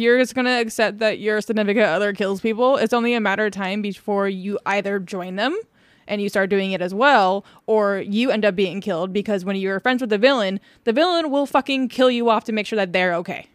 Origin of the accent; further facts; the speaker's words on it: Indiana, United States; moved away; I was born in Indiana